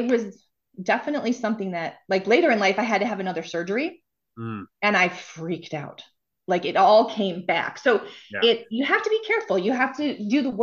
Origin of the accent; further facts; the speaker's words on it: Bloomfield Hills, Michigan, United States; I grew up outside of Detroit in a suburb called Bloomfield Hills